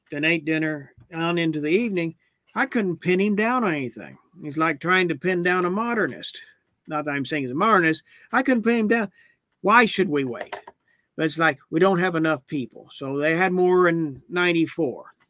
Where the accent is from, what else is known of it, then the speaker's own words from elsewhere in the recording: Oklahoma City, Oklahoma, United States; I made my first communion St. Eugene's in Oklahoma City.